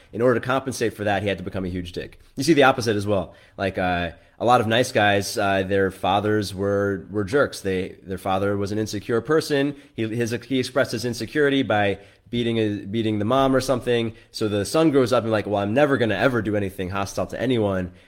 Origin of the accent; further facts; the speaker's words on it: New York, United States; I grew up in New York, so I'm, I'm quite liberal in general